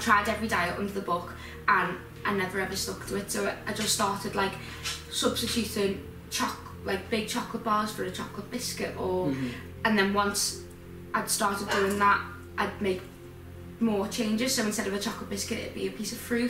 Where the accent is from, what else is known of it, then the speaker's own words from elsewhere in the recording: Liverpool, North West England, United Kingdom; moved away as an adult; now in Leeds, United Kingdom; I'm 20 and I'm from Liverpool.